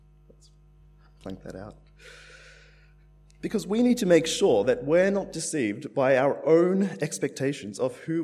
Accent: Australia; also born or lived in India; I'm Indian. My family, we came to Australia when I was about 3 years old.

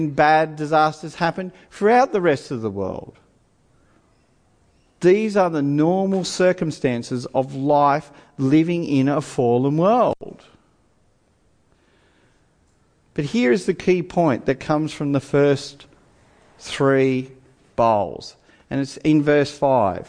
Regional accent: Australia; I'm an Australian

